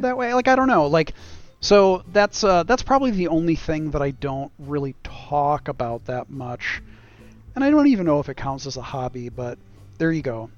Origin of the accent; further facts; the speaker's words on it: United States; as an American living in America